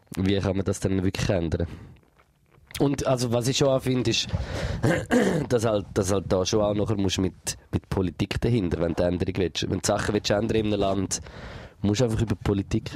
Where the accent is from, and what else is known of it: Switzerland